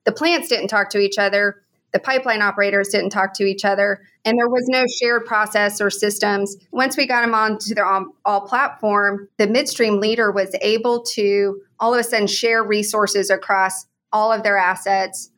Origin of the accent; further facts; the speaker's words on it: Oklahoma, United States; moved away as an adult; also born or lived in San Antonio / Houston; now in Oklahoma City, United States; I grew up in Oklahoma and from an oil and gas family.